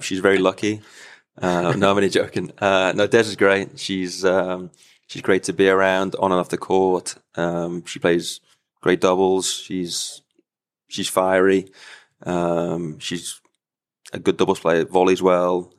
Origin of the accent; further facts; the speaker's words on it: United Kingdom; being a British player with the L T